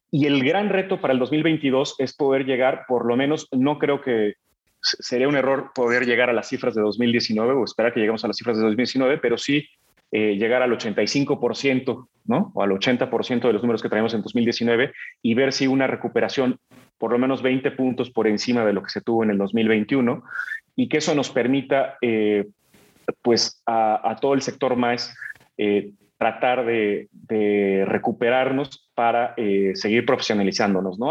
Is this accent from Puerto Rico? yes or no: no; Mexico; en mi país